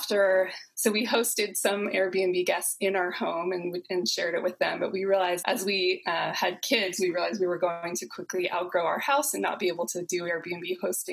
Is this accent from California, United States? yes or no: yes; Southern California, United States; also born or lived in San Francisco, United States; now in Oakland, United States; I'm here in Oakland, California, and I'm from Southern California originally